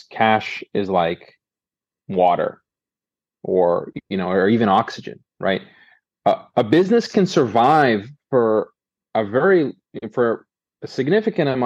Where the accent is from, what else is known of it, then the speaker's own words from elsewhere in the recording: Boston, Massachusetts, United States; I grew up in Boston. I'm a Bostonian by birth